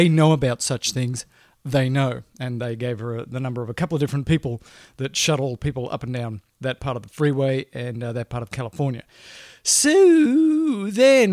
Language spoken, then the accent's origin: English; Australia; now in United States; I grew up in Australia in the outback